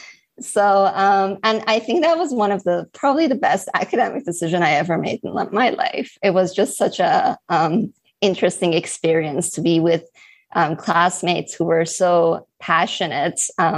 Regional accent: Halifax, Nova Scotia, Canada; when I was in Halifax, so I was raised in Halifax, Nova Scotia, I never had the chance to kind of get involved in Model

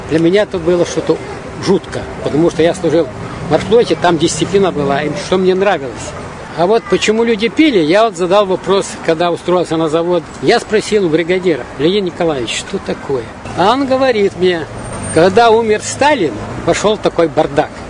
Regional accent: Ukraine; born there; Я родился на Украине, служил в морфлоте, Кронштадте.

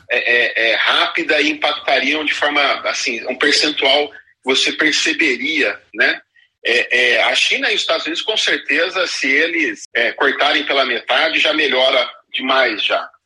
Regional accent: Brazil; Eu vou falar do Brasil porque sou brasileiro, sou daqui

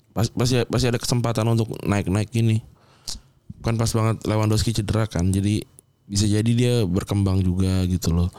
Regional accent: Jakarta, Indonesia; lahir dan besar di Jakarta

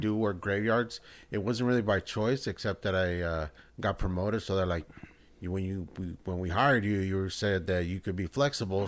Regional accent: El Salvador; I'm from El Salvador

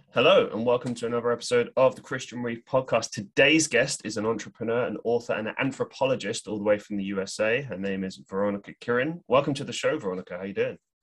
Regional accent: London, United Kingdom; moved away as an adult; when I moved to go to university, I at least went somewhere that was away from London

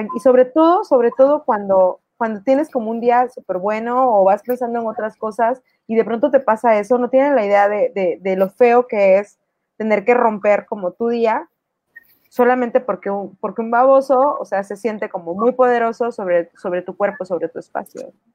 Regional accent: Mexico; also born or lived in Tuxtla Gutiérrez, Chiapas; nuestra historia como mujeres mexicanas

